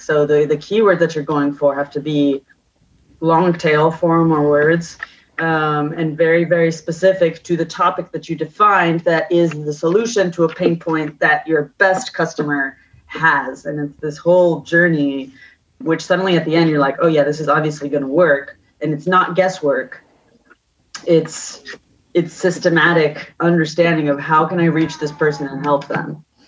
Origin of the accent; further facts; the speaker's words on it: California, United States; moved away as an adult; also born or lived in Paris, France / London, United Kingdom; now in Barcelona, Spain; So I grew up in California, but I'm half French and half Colombian